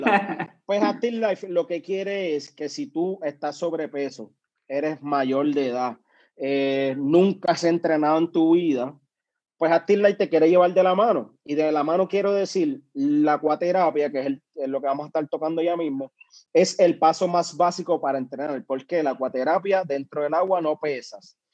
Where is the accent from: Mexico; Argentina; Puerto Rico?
Puerto Rico; Comerío; soy del pueblo de Comerío, eh, actualmente del barrio Cejas de Comerío